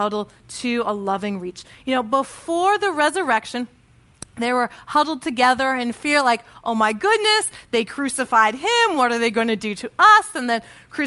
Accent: Connecticut, United States; I joined this church in, my hometown in Connecticut

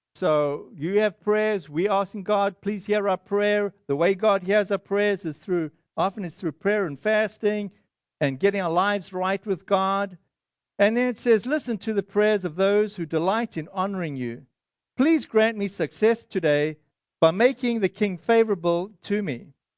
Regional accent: Boston, Massachusetts, United States

